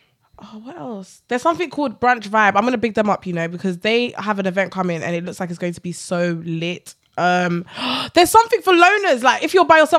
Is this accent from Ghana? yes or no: yes; Ghana